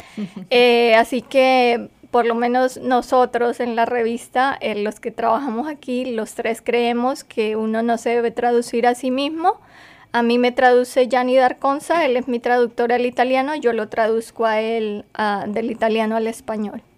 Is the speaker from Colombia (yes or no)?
yes; Colombia; moved away as an adult; now in United States; yo soy escritora colombiana